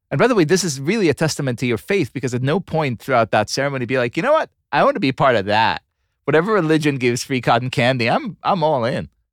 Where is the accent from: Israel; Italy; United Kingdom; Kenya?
Israel; Tel Aviv, Tel Aviv District; moved away; my hometown of Tel Aviv, Israel